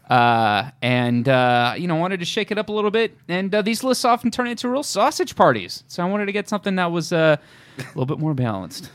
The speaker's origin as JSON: {"language": "English", "area": "Orange County", "region": "California", "country": "United States", "said": "I'm from Orange County."}